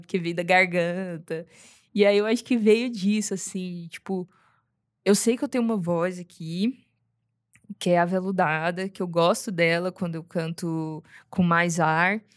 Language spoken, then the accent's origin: Portuguese; Goiânia, Goiás, Brazil; Eu sou, sou de Goiânia, nascido criada, bicho do mato